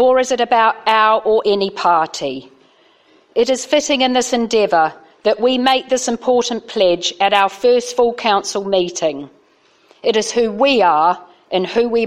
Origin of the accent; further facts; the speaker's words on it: New Zealand; now in Uttlesford, United Kingdom; I'm here tonight as a Kiwi councillor